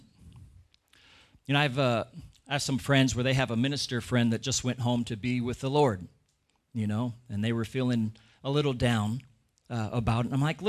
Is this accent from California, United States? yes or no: no; Washington, United States; Where I grew up in Washington State in America, you know, there'd be a lot of times where we'd have this really thick, heavy fog come